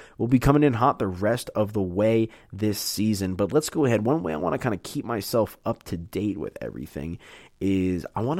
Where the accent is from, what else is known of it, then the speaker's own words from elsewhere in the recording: New York, United States; now in Denver, United States; I grew up in New York.